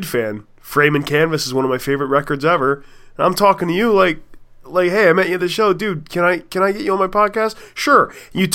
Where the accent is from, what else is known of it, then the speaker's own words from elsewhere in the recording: Allentown, Pennsylvania, United States; I grew up just outside of Allentown, Pennsylvania